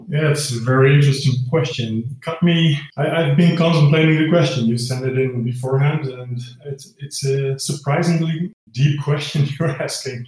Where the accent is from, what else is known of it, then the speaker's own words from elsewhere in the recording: Netherlands; I'm from the Netherlands. So I'm Dutch.